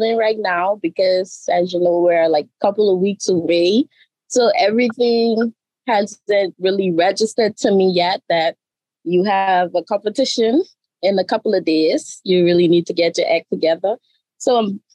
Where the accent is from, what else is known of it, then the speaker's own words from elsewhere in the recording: Grand Turk, Turks & Caicos Islands; Grand Turk is my hometown